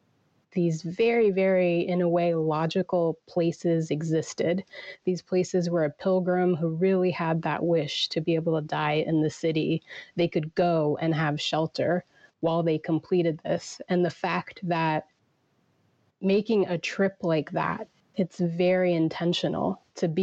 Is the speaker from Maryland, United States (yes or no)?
no; Virginia, United States; I was born in Virginia, you know, raised in America